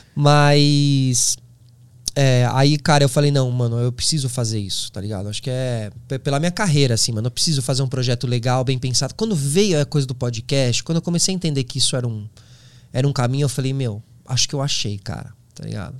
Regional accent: São Paulo, Brazil; Eu sou de São Paulo

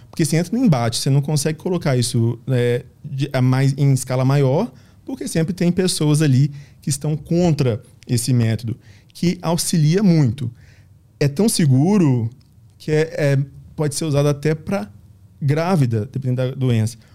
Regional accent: Minas Gerais, Brazil; a gente é de Minas

